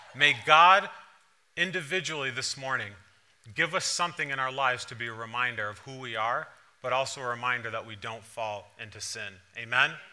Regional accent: East Longmeadow, Massachusetts, United States; moved away; also born or lived in Providence, Rhode Island; growing up in East Long Meadow

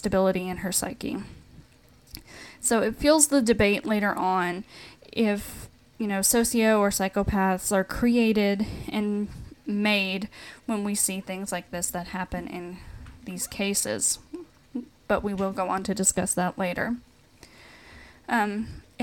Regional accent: Tennessee, United States; my home state

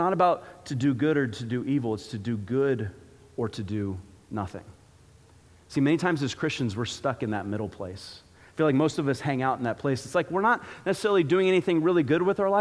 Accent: Florida, United States; growing up in Florida, you don't exactly get to see seasons

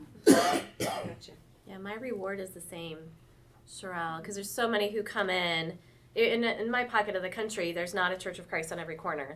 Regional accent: St. Louis, Missouri, United States; moved away as an adult; also born or lived in North Carolina; now in Fayetteville, United States; I grew up in St. Louis, but the military brought us to Fort Bragg area in North Carolina about 20, well, in 2000.

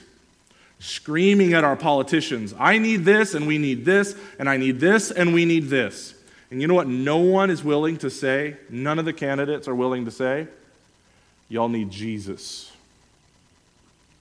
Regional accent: United States; as an American

